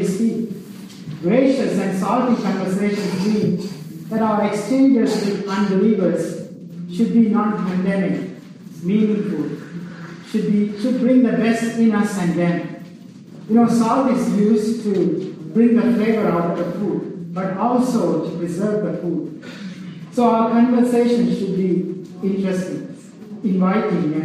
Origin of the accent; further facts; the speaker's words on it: Sri Lanka; now in United States; I grew up in Sri Lanka, and I went to an Anglican school, high school